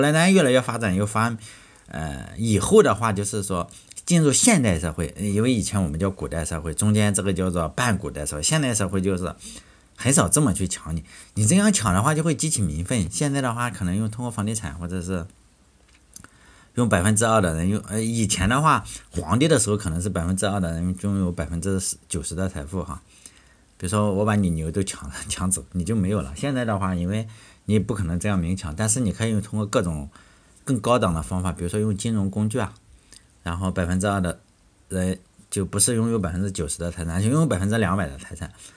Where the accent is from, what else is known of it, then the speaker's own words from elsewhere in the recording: Shandong, China; 我老家是山东